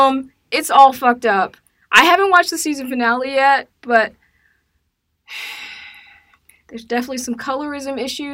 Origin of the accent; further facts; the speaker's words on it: Decatur, Georgia, United States; I'm from Decatur.